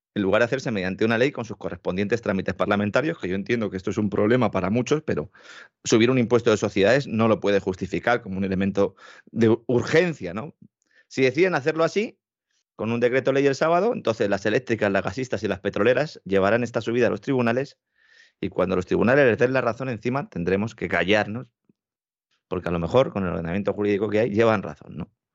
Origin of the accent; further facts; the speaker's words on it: Spain; Nosotros, en España